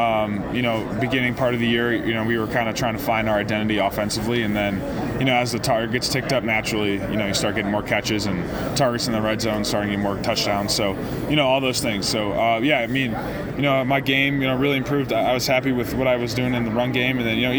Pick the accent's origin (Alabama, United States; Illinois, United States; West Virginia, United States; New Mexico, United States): Illinois, United States; Chicago; obviously I would love to be in Chicago. It's my hometown and, you know, my hometown team and all